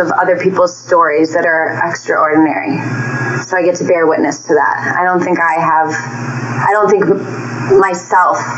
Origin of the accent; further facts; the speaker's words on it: Minnesota, United States; now in Denver, United States; I am from originally from Minnesota, but now living in Denver.